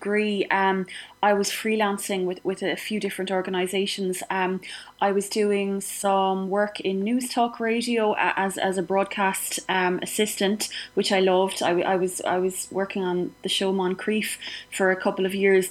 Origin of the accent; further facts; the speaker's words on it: Clonmel, Munster, Ireland; I grew up in Rathronan, just out of Feathered Road.